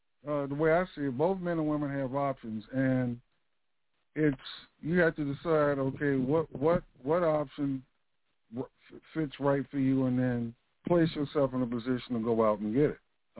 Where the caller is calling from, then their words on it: Central Florida, United States; I'm calling from Central Florida.